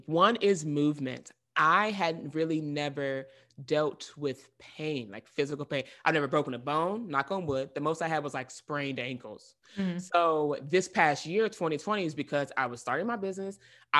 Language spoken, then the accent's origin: English; the South, United States; growing up in the South, I'm used to seeing people where I'm from, we eat fried everything.